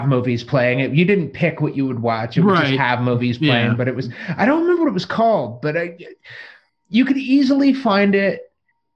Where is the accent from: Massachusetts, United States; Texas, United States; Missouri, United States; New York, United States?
New York, United States; Long Island; moved away; also born or lived in California; I grew up on Long Island